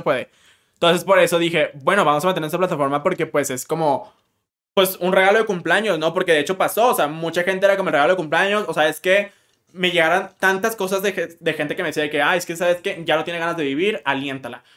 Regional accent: Monterrey, Nuevo León, Mexico; soy de Monterrey

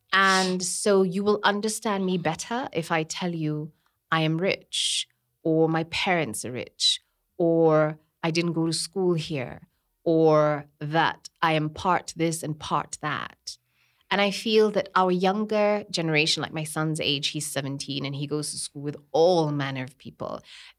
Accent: Kenya; So I said, as you can see from my name, I'm Kenyan.

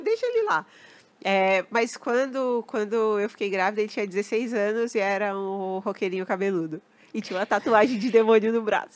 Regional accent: São Paulo, Brazil; cresci ali, né, na, na Santa Cecília, aquela região. cresci ali

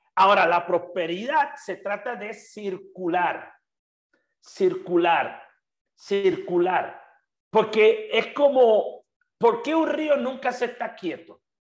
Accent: Puerto Rico; moved away as an adult; now in Mexico; Hasta que me fui de Puerto Rico, que me vine a vivir a México hace cerca de 10 años

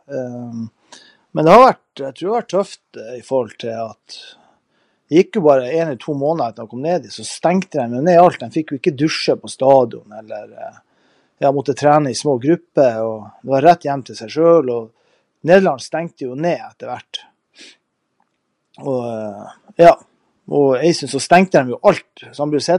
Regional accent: Norway; Ja, for det er jo Det er ikke som hjemme i Norge, det er det ikke.

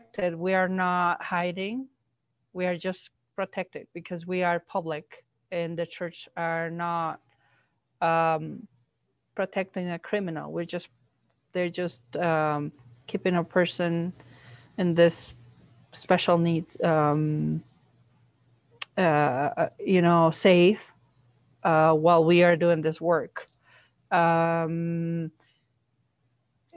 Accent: Mexico; first language Spanish; English is a second language; moved away; I was born in Mexico and learned to speak Spanish

